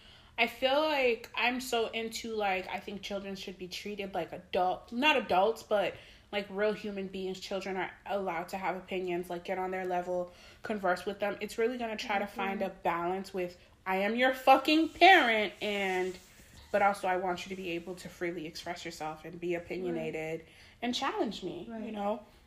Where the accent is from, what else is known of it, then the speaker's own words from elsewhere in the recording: Haiti; I'm from Haiti.